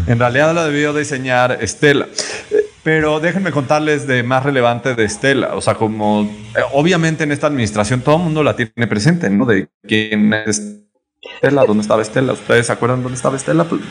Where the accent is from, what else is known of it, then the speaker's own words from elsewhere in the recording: Yucatán, Mexico; yo como un yucateco, o sea, como yucateco